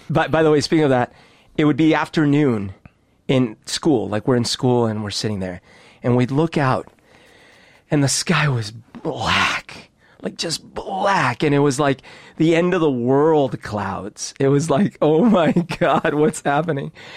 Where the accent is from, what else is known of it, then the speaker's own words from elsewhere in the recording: Bogotá, Bogotá Capital District, Colombia; now in Seattle, United States; I grew up in Bogota